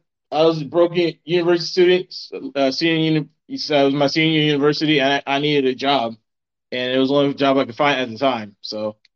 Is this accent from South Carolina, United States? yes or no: yes; South Carolina, United States; moved away as an adult; now in South Korea; I'm from South Carolina.